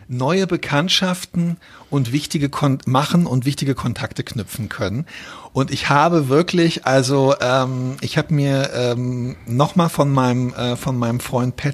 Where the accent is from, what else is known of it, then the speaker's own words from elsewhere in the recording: Berlin, Germany; nachdem wir alle ähm, als Berliner Schüler, die damals als, äh, als, als Frontstädter und als Benachteiligte, die halt quasi im, hinter dem Stacheldrahtverhau